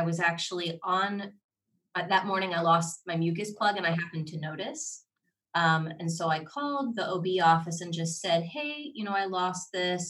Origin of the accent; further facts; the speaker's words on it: Ohio, United States; now in Orlando, United States; my hometown of, in Ohio